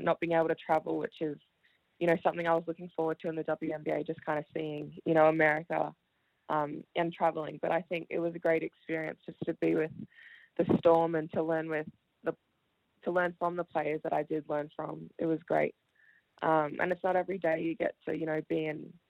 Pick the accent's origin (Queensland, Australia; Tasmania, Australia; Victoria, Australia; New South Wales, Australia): Victoria, Australia; Melbourne; also born or lived in Wellington, New Zealand; I was born in New Zealand, Wellington. And my family and I moved to Australia, to Melbourne, when I was 5. So I started primary school at Oak Park Primary School